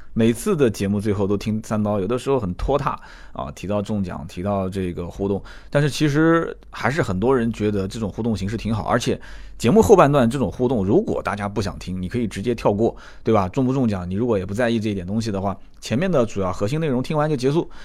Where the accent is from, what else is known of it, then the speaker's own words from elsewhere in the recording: China; 作为一个中国人，懂中国话的